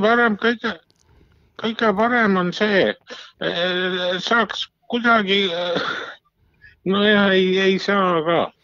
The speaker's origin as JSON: {"language": "Estonian", "town": "Lihula", "region": "Lääne County", "country": "Estonia", "said": "ma olen ju Lihulast ise"}